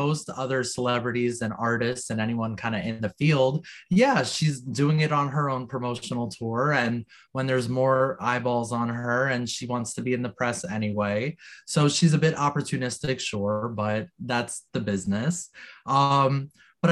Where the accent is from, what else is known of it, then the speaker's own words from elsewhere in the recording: New Jersey, United States; I'm from New Jersey, proudly, still